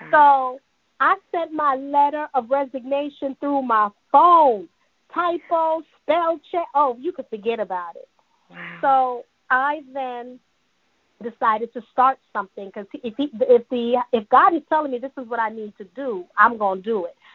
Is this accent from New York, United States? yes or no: yes; New York City, New York, United States; also born or lived in Jamaica; now in Georgia, United States; My dad, my granddad raised me in Jamaica. You know, I'm Jamaican and Cuban, raised in Brooklyn, New York